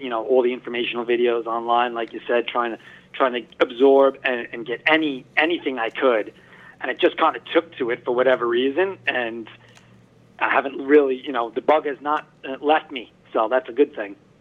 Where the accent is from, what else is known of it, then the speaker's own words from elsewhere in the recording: Long Island, New York, United States; also born or lived in Brooklyn, New York; I was born in Brooklyn and moved out to Long Island, Hop uh, actually, um, when I was very young.